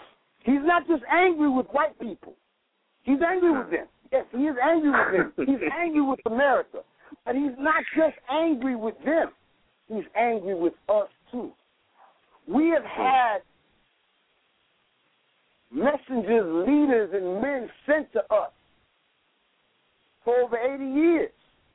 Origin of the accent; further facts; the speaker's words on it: Racine, Wisconsin, United States; I'm from Racine, man.